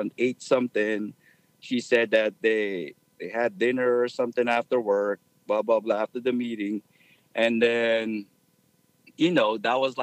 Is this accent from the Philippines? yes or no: yes; Philippines; moved away as an adult; now in United States; I grew up in the Philippines, moved here when I was 18.